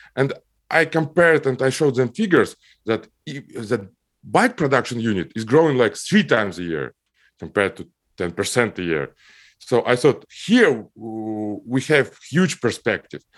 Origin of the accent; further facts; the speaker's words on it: Almaty, Kazakhstan; moved away; I grew up in Kazakhstan, in, uh, Almaty city. It's my hometown.